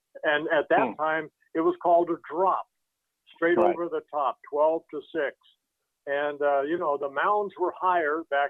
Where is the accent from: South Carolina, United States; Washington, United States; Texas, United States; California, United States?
California, United States; Southern; I grew up in Southern California.